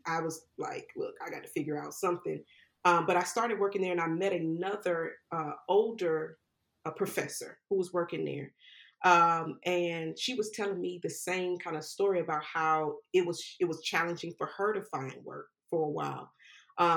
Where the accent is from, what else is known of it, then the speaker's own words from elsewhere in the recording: Jacksonville, Florida, United States; moved away as an adult; also born or lived in West Coast / New York; Jacksonville, which is where I grew up